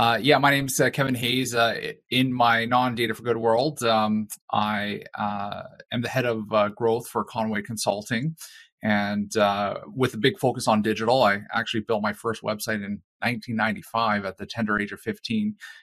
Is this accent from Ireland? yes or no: no; Calgary, Alberta, Canada; moved away as an adult; now in Regina, Canada; So I hail from Calgary, and in Calgary we had one of the first chapters of Data for Good alongside Toronto, and I was a participant there. When I moved into Regina